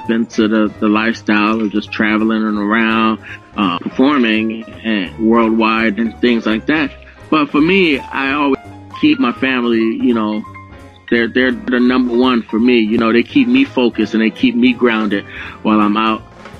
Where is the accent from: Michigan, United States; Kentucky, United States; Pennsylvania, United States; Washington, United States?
Pennsylvania, United States; Philadelphia; I was growing up in Philadelphia